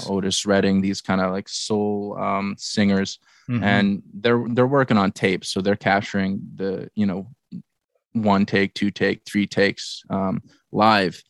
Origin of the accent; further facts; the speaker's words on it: Barrie, Ontario, Canada; we grew up in Barrie, my hometown, together